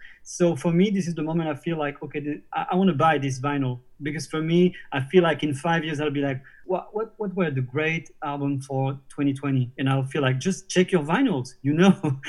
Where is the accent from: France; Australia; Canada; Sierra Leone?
France; Normandy; born or raised there